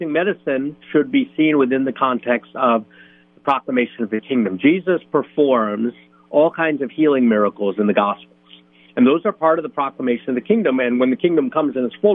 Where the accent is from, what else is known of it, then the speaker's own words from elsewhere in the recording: United States; growing up in the United States